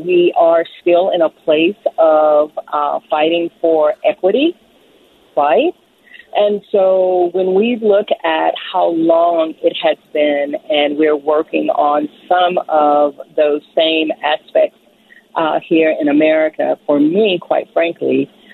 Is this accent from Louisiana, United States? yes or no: yes; Baton Rouge, Louisiana, United States; I am from Baton Rouge, Louisiana